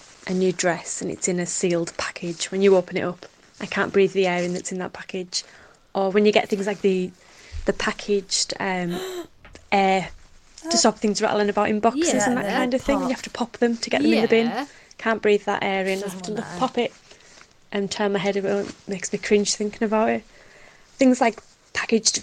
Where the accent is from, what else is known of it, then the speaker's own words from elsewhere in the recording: Cumbria, North West England, United Kingdom; I'm from Cumbria, the lovely Lake District